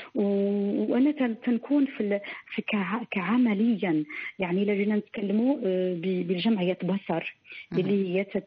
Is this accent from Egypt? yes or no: no; Morocco; وانا كامراه مغربيه مسلمه